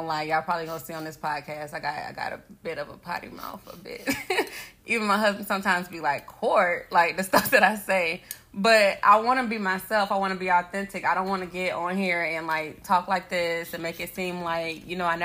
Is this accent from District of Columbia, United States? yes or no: no; Vero Beach, Florida, United States; I'm from, like, Vero Beach, Gifford area